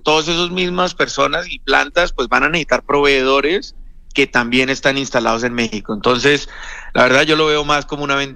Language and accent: Spanish; Colombia; Estamos hablando de, yo soy colombiano, 2.5 veces Colombia